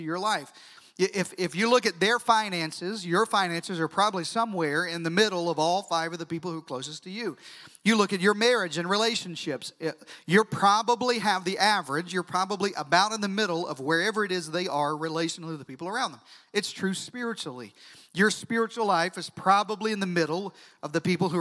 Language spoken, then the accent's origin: English; Deep South, United States; now in Central Texas, United States; I'm from the Deep South